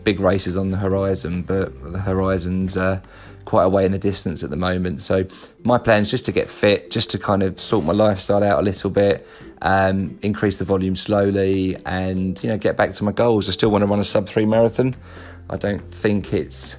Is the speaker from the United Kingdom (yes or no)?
yes; Wales, United Kingdom; accent: Welsh; my Welsh accent